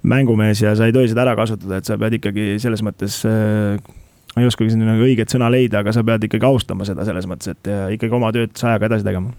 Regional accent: Estonia; meie kui eestlased

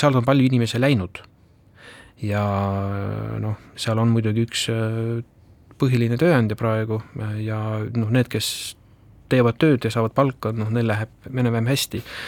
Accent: Ida-Viru County, Estonia; ma olen seal pärit ise

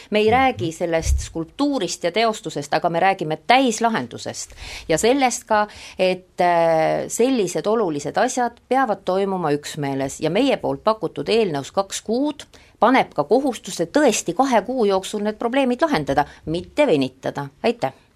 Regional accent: Suure-Jaani, Viljandi County, Estonia; Suure-Jaani, minu sünnilinn

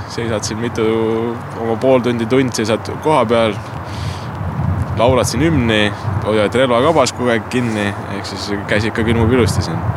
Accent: Hiiumaa, Hiiu County, Estonia; olen pärit Hiiumaalt ja isegi vanemad ja vanemad tulevad Hiiumaalt kohale

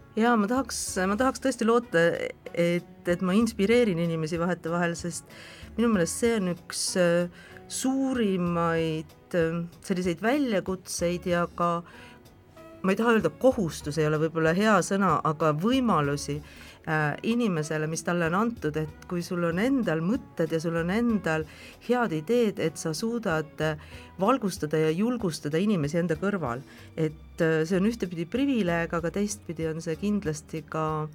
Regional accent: Saare County, Estonia; mina kasvasin Saaremaal Nõukogude Liidu piiritsoonis

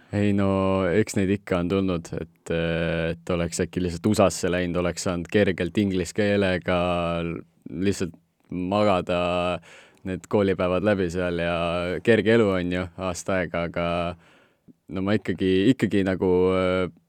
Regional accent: Estonia; Eesti ikkagi on minu kodukoht, et olen varemgi Eestist väljas elanud

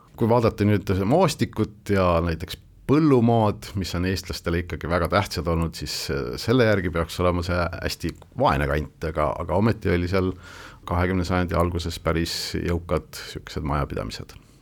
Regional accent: Northeast Estonia, Estonia; minu kodukandis Kirde-Eestis

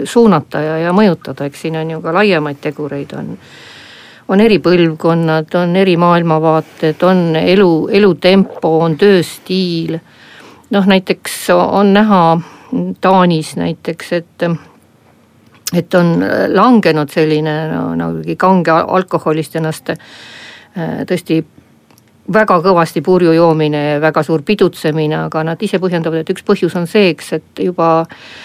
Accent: Abkhazia, Georgia; now in Estonia; lapsepõlvest pärit nagu, nagu, nagu Abhaasiast, Gruusiast

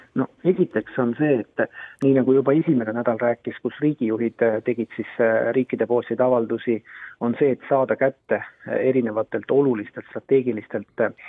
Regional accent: Saare County, Estonia; ma ise äh, olen Saaremaalt pärit

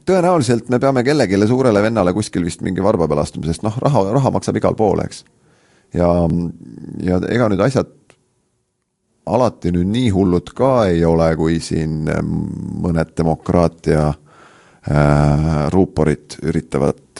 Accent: Estonia; mis siis, et me oleme Eestist ja toetame neid

